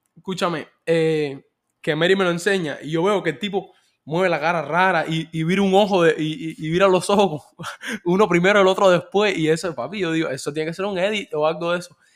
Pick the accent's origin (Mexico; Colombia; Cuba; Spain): Cuba; moved away; yo como cubano inmigrante